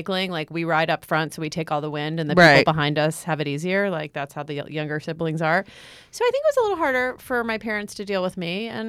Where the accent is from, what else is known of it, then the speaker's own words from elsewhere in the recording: Montgomery County, Maryland, United States; Well, I grew up in Montgomery County, Maryland, which mm-hmm. was wealthy.